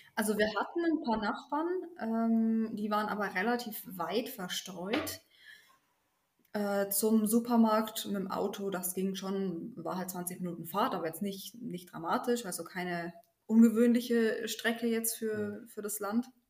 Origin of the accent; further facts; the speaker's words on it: Germany; moved away as an adult; now in Soldotna, United States; bei uns in Deutschland